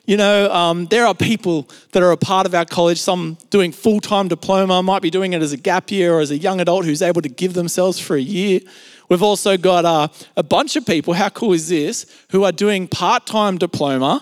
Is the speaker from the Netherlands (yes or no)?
no; Australia; accent: Australian; I grew up in Australia and spent pretty much all my life in Australia besides a few short trips here and there overseas. And, you know, as you would expect, I have what you would call an Australian accent or an Aussie accent.